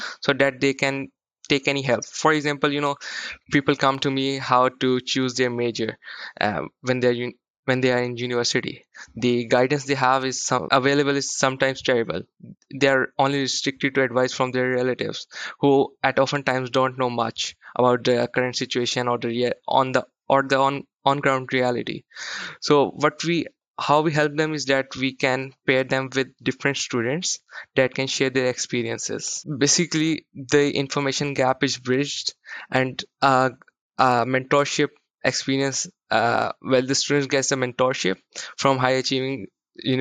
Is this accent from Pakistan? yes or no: yes; Pakistan; I'm from Pakistan.